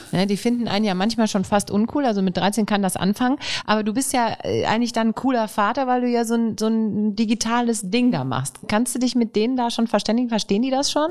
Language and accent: German; Rhineland, Germany; wir sind ja Rheinländer. Wir sind fröhlich